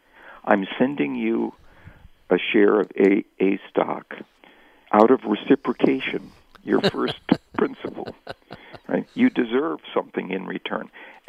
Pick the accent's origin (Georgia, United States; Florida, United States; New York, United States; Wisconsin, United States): Wisconsin, United States; I grew up in Wisconsin. The NFL team, that's the home team in Wisconsin, has always been the Green Bay Packers.